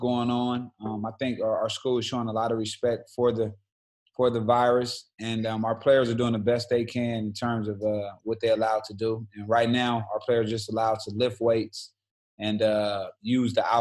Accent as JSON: {"language": "English", "town": "Los Angeles", "region": "California", "country": "United States", "tie": "born or raised there", "also_born_or_lived": "Syracuse", "said": "I'm from South Central Los Angeles."}